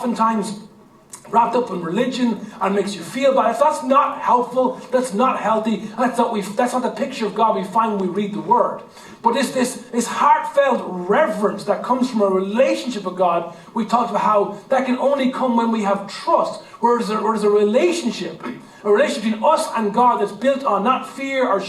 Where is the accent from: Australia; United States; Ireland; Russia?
Ireland; our Irish heritage and our Irish culture